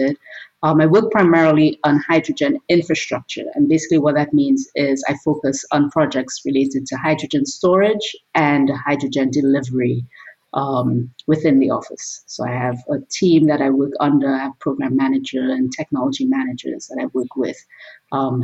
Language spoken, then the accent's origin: English; Trinidad & Tobago; now in United States; I grew up in Trinidad and Tobago in the Caribbean.